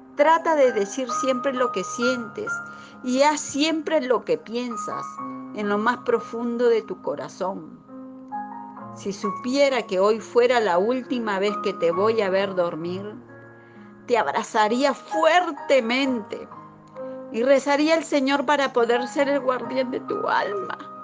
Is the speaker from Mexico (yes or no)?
no; Peru; now in Buenos Aires, Argentina; soy de Perú y radico en Buenos Aires